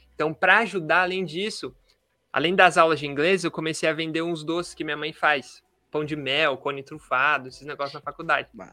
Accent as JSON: {"language": "Portuguese", "town": "Marília", "region": "São Paulo", "country": "Brazil", "said": "sou daqui de Marília, no interior de São Paulo"}